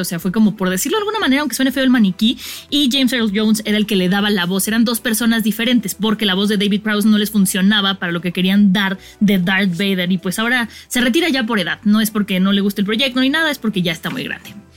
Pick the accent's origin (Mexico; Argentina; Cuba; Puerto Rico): Mexico; como mexicanos estamos acostumbrados